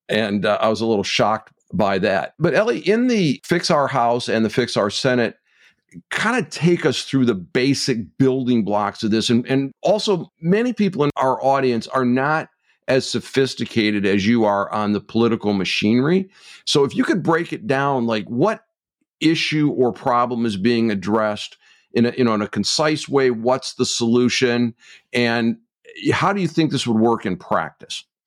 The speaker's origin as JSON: {"language": "English", "region": "Michigan", "country": "United States", "tie": "born or raised there", "said": "my home state of Michigan"}